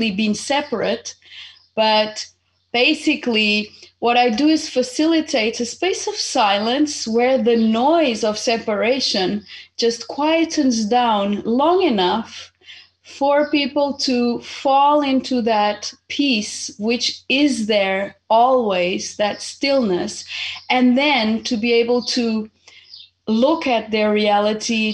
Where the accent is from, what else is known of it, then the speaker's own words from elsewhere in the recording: Portugal; also born or lived in Zimbabwe; I was born in Zimbabwe almost 49 years ago, and I happened to come to Portugal when I was 8 because my family was originally Portuguese, and so my mom just came, brought me here